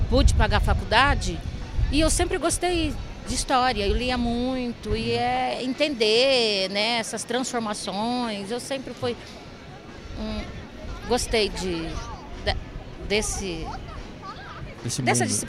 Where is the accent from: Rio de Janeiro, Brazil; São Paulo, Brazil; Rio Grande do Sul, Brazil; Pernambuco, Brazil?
São Paulo, Brazil; Pereira Barreto; eu sou de Pereira Barreto, eu estudei em Pereira Barreto, Guararapes.